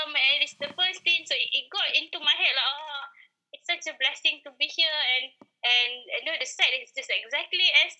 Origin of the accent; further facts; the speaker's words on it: Malaysia; as a Malaysian, we live in like normal houses like this